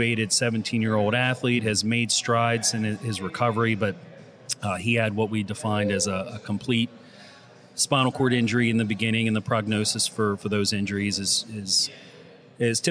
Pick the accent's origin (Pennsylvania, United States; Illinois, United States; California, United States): Pennsylvania, United States; Lancaster; moved away as an adult; also born or lived in Ithaca, New York / Philadelphia / Pittsburgh / Boston; I was born and raised in Lancaster, Pennsylvania